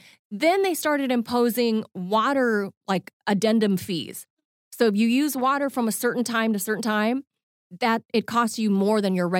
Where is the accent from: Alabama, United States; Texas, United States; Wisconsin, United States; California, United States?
California, United States; I'm a Californian.